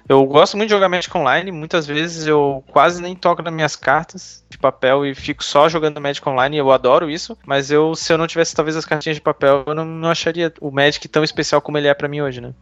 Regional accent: Florianópolis, Santa Catarina, Brazil; eu sou de Florianópolis e ainda estou morando em Floripa

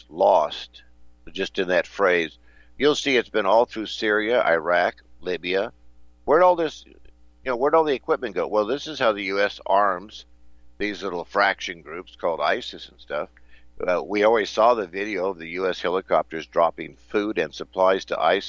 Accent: United States; I'm American

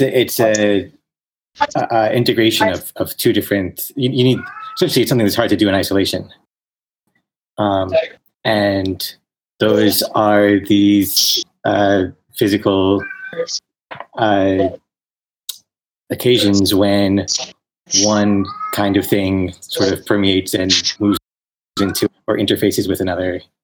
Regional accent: New York, United States; moved away as an adult; I grew up in New York and uh, was living there

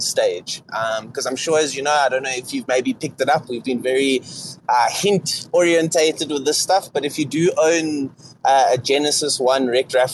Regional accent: Johannesburg, Gauteng, South Africa; accent: South African; I am from South Africa. I am from Johannesburg, City of Gold, the business capital of South Africa

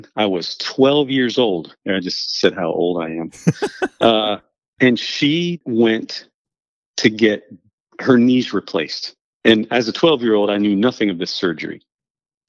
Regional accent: Hagerstown, Maryland, United States; I grew up on a large dairy farm in Western Maryland, in Hagerstown, Maryland.

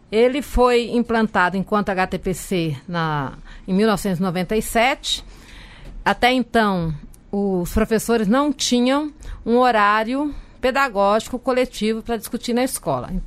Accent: Taboão da Serra, São Paulo, Brazil; Sou da cidade de Taboão da Serra

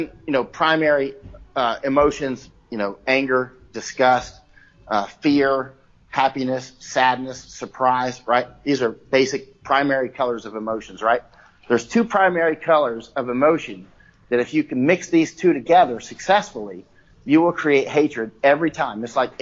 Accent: Florida, United States; also born or lived in North Carolina / Ohio / Massachusetts / California; now in Chiang Mai, Thailand; I grew up in Florida

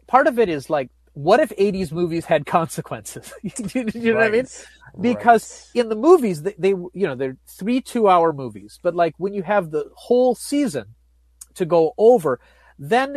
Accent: Wisconsin, United States; It was set in my hometown

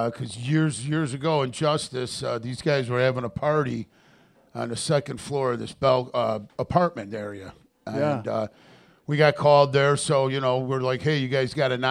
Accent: Alsip, Illinois, United States; I grew up in Alsip.

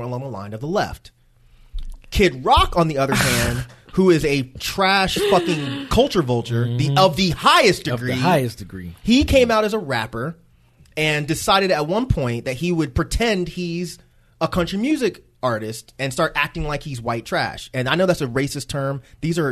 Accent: Conyers, Georgia, United States; Growing up in Conyers and being acclimated with country music

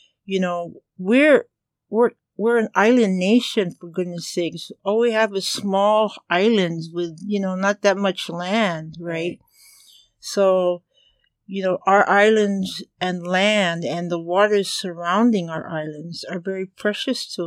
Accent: Hawaii, United States; as a Kanaka Maoli, as a Hawaiian.

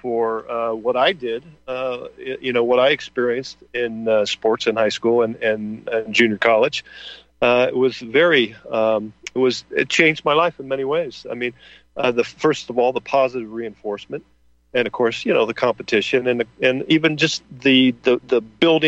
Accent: Midwest, United States; now in California, United States; growing up in the Midwest

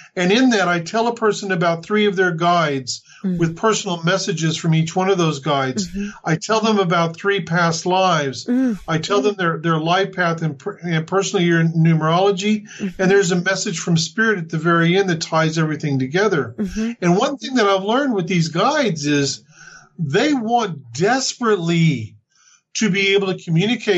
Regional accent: the Bible Belt, United States; moved away as an adult; now in New Zealand; growing up in the Bible Belt

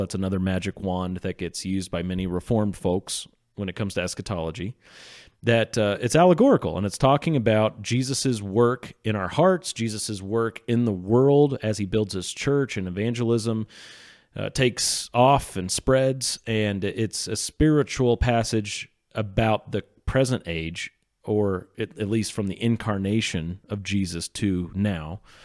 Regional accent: Sedalia, Missouri, United States; I'm from Sedalia, Missouri

